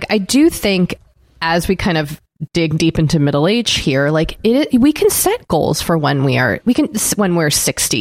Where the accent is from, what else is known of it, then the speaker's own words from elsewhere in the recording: Boston, Massachusetts, United States; I am from Boston and the marathon mm-hmm. goes through my town. And in Massachusetts, we all have it's a state holiday